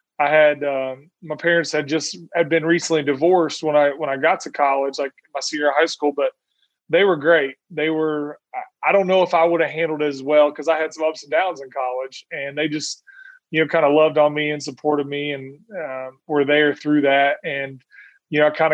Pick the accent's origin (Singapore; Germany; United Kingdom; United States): United States; Indiana; moved away; also born or lived in Oklahoma; I grew up in a little town in Indiana